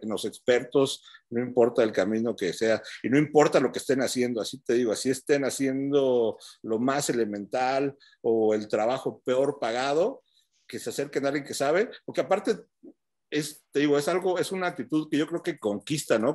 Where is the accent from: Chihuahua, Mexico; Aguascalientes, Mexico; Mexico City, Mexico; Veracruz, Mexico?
Mexico City, Mexico; moved away as an adult; also born or lived in Denver, United States; now in United States; yo vengo de Chilangolandia